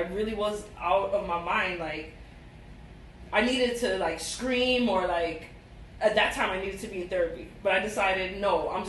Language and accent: English; Jamaica; But even though I'm Jamaican, we're definitely not compatible.